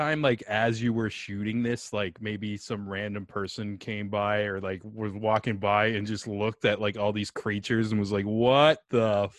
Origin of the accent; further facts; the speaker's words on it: Niagara region, Ontario, Canada; I'm actually from the Niagara region too